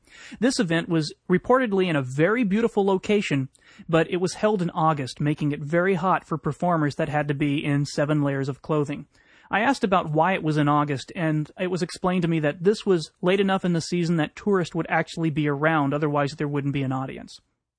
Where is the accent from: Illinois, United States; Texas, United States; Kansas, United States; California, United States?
Texas, United States; now in Iowa, United States; I grew up in Texas